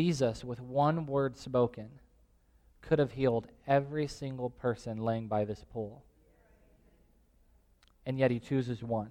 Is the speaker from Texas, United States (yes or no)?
no; Tulare, California, United States; now in Visalia, United States; the house that I grew up in Tulare